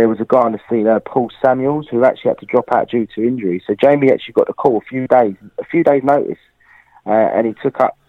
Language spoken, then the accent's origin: English; London, United Kingdom; Being a Londoner